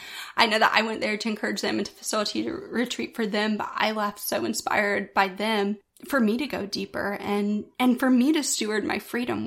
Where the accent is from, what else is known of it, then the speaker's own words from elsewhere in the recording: the South, United States; Growing up in the South my entire life, right in the Bible Belt